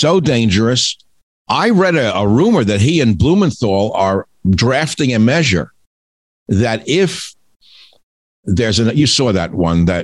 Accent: New York City, New York, United States; I grew up with it in the Bronx

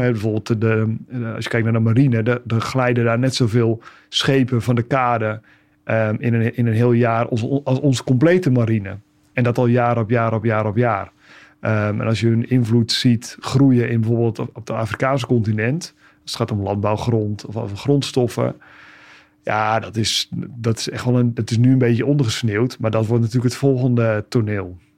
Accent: Netherlands

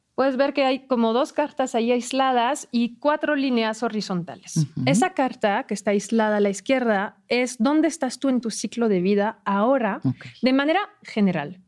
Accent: France; Spanish is a second language; moved away; yo soy francesa

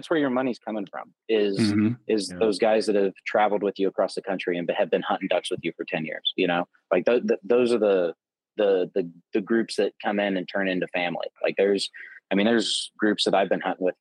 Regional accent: Southern Illinois, United States; moved away; also born or lived in Texas / Oklahoma; I grew up in Southern Illinois

